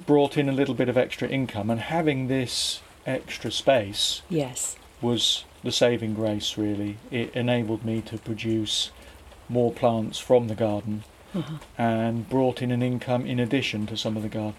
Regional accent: Beer, South West England, United Kingdom; moved away as an adult; also born or lived in London / Brighton; now in Loughton, United Kingdom; Devon. I grew up in Devon, okay. A little fishing village called Beer.

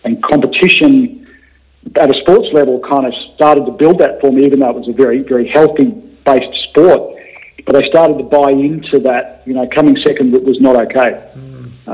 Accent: Rockhampton, Queensland, Australia; moved away as an adult; also born or lived in Brisbane; now in Melbourne, Australia; grew up, went to school there, finished year 12 there

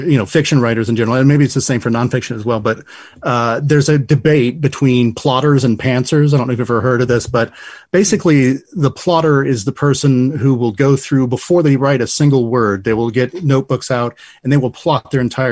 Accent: Lima, Ohio, United States; also born or lived in Toledo, Ohio; My hometown is Lyme, Ohio

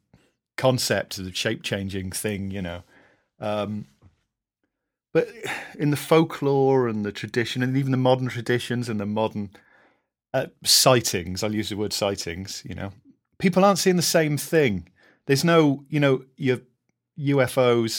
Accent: Caerleon, Wales, United Kingdom; I grew up in Caerleon, where in Gwent, just over the Welsh border

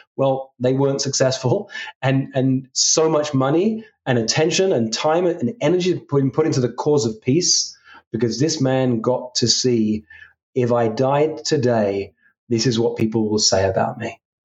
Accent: England, United Kingdom; I come from England

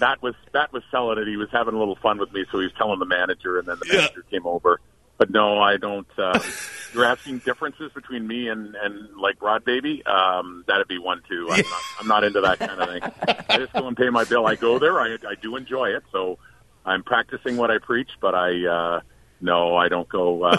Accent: Canada; I'm Canadian through and through.

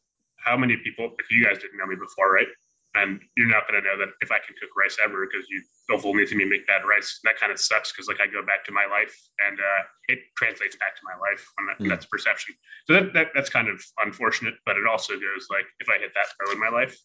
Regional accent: Columbus, Ohio, United States; I'm from Columbus, Ohio, and I don't have any like awesome background or anything

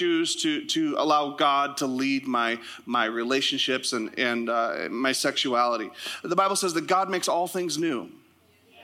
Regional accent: Sitka, Alaska, United States; moved away; also born or lived in Canada; my hometown was in the ad. Sitka, Alaska

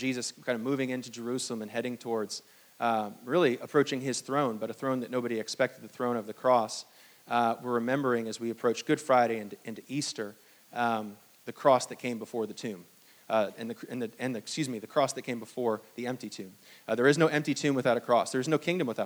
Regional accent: Hong Kong; now in United States; I was born in Hong Kong

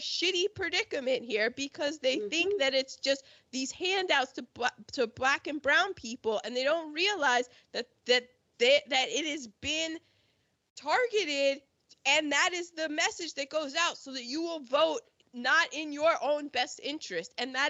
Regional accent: United Kingdom; We're British. Bullets, the queen repels them.

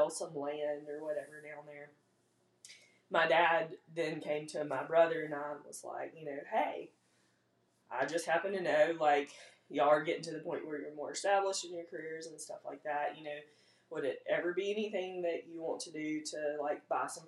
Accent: Big Level, Mississippi, United States; moved away as an adult; now in Hattiesburg, United States; I live in Hattiesburg now, but I'm not from Hattiesburg. Grew up in Big Level on a farm

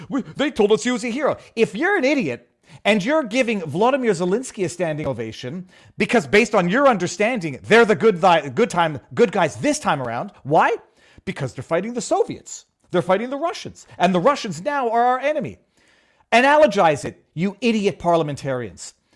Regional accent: Canada

